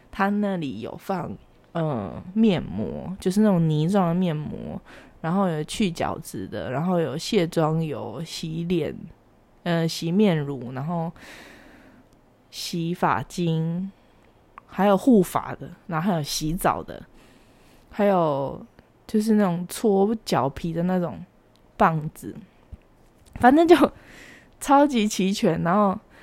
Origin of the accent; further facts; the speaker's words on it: Taiwan; 我们台湾这边